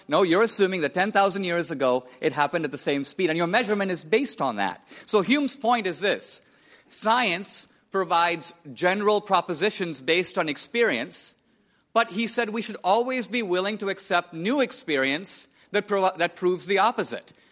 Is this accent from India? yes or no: yes; India; I was born and raised in India